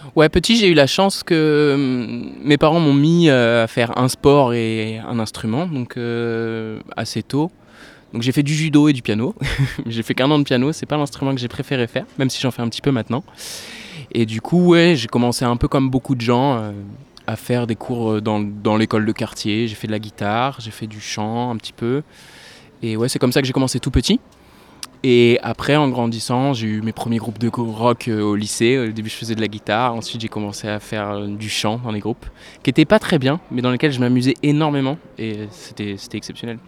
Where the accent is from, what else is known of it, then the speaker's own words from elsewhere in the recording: La Rochelle, Nouvelle-Aquitaine, France; moved away as an adult; also born or lived in Poitiers / Montségur; now in Bordeaux, France; À l'âge de 8 ans, j'ai déménagé à La Rochelle, donc j'ai grandi euh, majoritairement à La Rochelle.